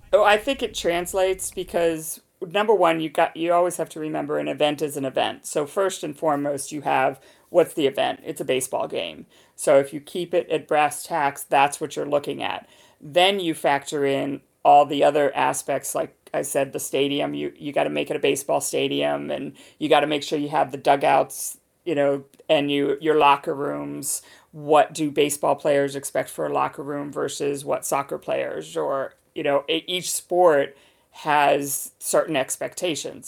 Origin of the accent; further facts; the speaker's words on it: United Kingdom; now in Boston, United States; when you're in London, when you're in my home country.